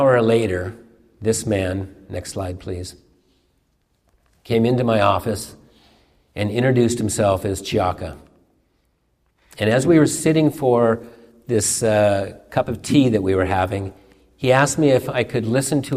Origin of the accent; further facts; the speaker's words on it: Seattle, Washington, United States; I grew up on Queen Anne and worked downtown Seattle